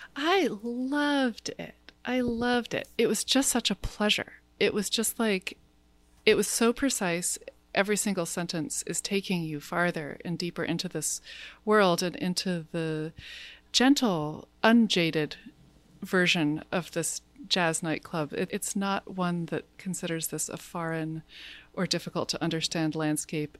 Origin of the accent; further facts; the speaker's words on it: United States; as an American